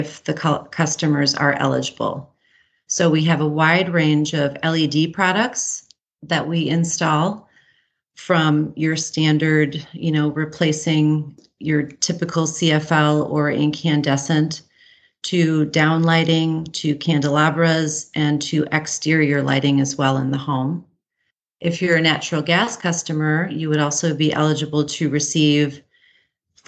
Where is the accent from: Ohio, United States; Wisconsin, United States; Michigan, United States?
Michigan, United States; Upper Peninsula of; growing up in Michigan's beautiful Upper Peninsula